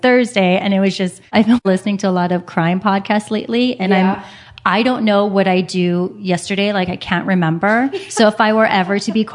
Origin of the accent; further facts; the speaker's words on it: Hawaii, United States; moved away as an adult; also born or lived in San Francisco; now in Los Angeles, United States; I'm from Hawaii, and then I went to San Francisco for undergrad.